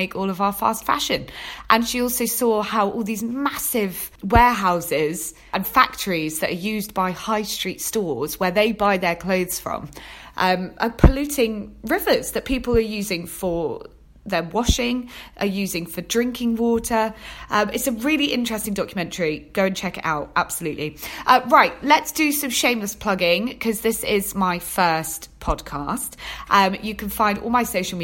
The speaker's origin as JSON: {"language": "English", "town": "Torquay", "region": "South West England", "country": "United Kingdom", "tie": "born or raised there", "moved": "as an adult", "lives_now": "London, United Kingdom", "said": "I was born and raised in Devon, Torquay in Devon."}